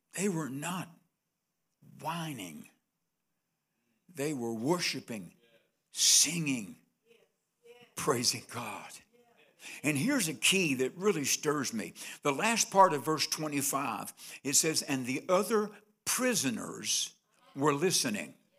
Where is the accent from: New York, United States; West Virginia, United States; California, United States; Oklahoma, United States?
West Virginia, United States; Nitro; I was born on sixteenth Street, sixteen twenty-eight, sixteenth Street, Nitro, West Virginia